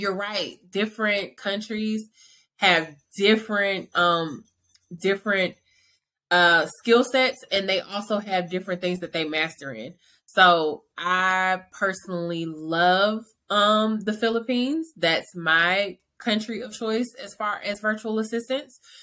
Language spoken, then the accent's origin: English; Atlanta, Georgia, United States; now in Dallas, United States; I'm from Atlanta, Georgia, but I reside in Dallas, Texas